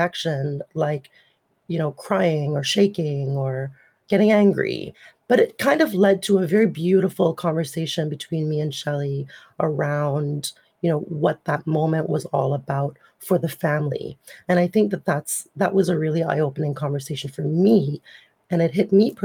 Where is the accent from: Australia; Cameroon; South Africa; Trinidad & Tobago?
Trinidad & Tobago; now in Ontario, Canada; I was born in Trinidad and Tobago in the late 80s and moved to Canada in the 90s. And I've been here for 25 years